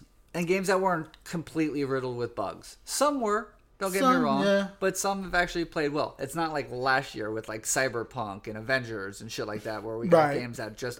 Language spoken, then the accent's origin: English; Florida, United States; It seemed a little sketchy this year with mask mandates and Florida. So I miss my home state, but there's some stuff I want to be careful about in my home state.